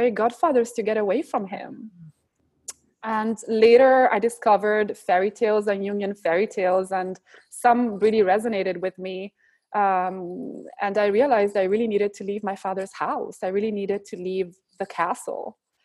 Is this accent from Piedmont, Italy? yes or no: no; Varese, Lombardy, Italy; the one in Italy happens to be in Varese, my hometown.